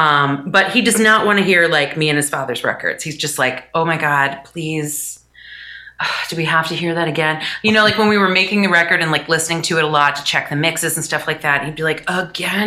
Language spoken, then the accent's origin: English; United States; as an American musician